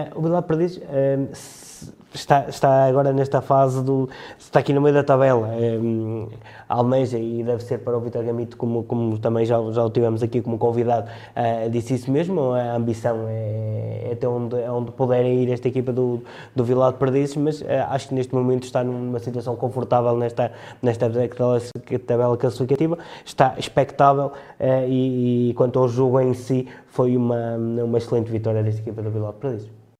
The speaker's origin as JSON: {"language": "Portuguese", "region": "Trás-os-Montes", "country": "Portugal", "said": "como transmontano"}